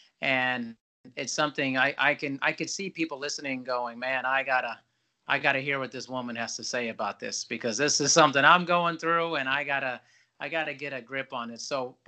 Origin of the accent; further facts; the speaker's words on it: Germany; born there; I grew up partially in Europe, actually. So, and I was born in Germany. I've lived there twice and been all around Europe.